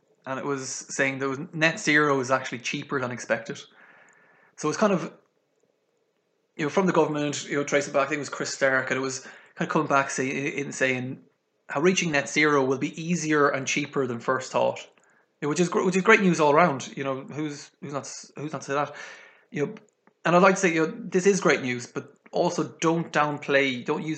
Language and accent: English; Galway, Connacht, Ireland; my hometown in Galway here